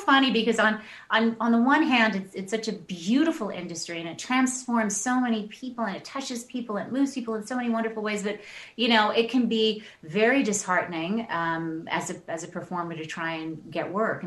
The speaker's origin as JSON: {"language": "English", "town": "Toronto", "region": "Ontario", "country": "Canada", "tie": "born or raised there", "also_born_or_lived": "Tanzania", "said": "I was born there. My dad was from Louisiana, Shreveport. And we grew up in Toronto. So I lived in Tanzania until I was about 6 years old. Moved to Toronto"}